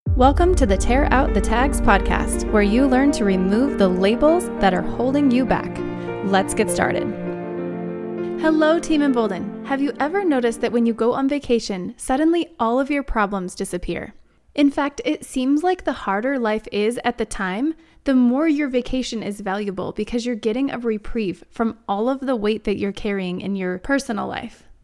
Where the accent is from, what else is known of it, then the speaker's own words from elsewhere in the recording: Wyoming, United States; also born or lived in Arizona; now in Denver, United States; growing up in Wyoming, I'm not a stranger to the cold